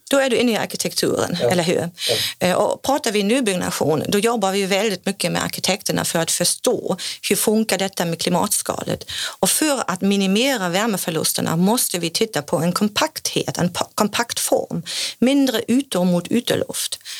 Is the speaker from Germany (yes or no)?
yes; Germany; Swedish is a second language; now in Sweden; kommer jag från Tyskland